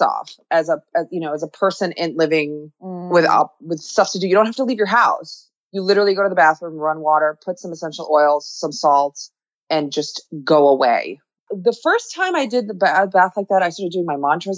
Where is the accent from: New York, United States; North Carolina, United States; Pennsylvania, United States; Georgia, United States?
New York, United States; New York City; I grew up in New York City